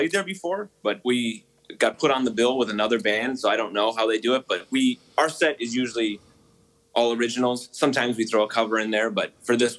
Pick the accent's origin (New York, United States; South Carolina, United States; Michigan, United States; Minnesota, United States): Minnesota, United States; Brooklyn Park; I'm from Minneapolis. I born and raised, and I grew up in Brooklyn Park, and now I live in Minneapolis.